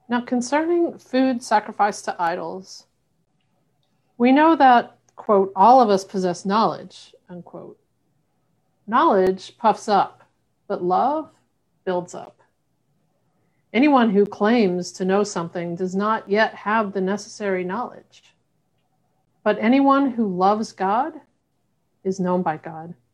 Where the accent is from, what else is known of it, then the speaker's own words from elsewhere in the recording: Southern United States, United States; I'm queer and I'm from the South.